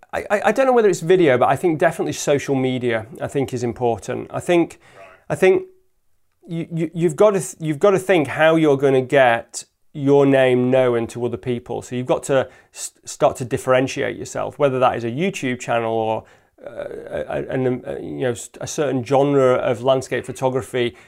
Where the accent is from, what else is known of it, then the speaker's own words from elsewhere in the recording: Lake District, North West England, United Kingdom; now in Peak District, United Kingdom; I grew up in the Lake District and I now live in the Peak District